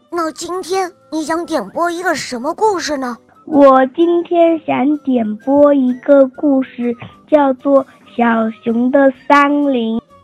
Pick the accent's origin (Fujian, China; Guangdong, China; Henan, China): Fujian, China; Ningde; 我今年六岁了，我来自福建宁德